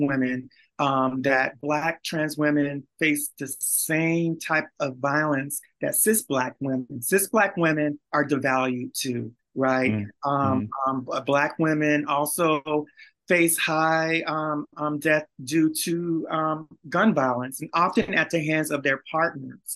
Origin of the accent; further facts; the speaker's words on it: Beaumont, Texas, United States; I'm also from Beaumont, Texas